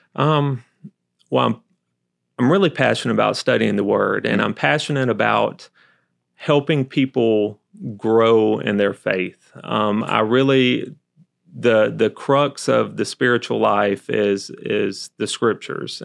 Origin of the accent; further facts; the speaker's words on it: Albany, Georgia, United States; accent: southern; moved away; born and raised in Albany, Georgia, went to, um, school there, undergrad there